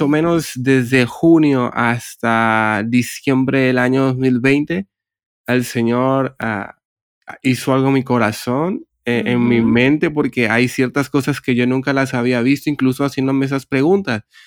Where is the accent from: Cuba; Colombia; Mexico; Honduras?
Honduras; moved away as an adult; now in Barcelona, Spain; yo soy de Honduras, pero hace casi unos 8 o 9 años que resido en Barcelona, España